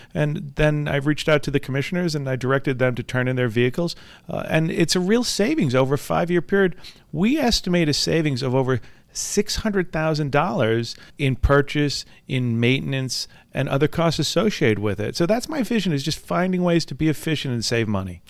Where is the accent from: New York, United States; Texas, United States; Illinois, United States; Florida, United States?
New York, United States; Valley Stream; I grew up right here on Long Island, grew up in Valley Stream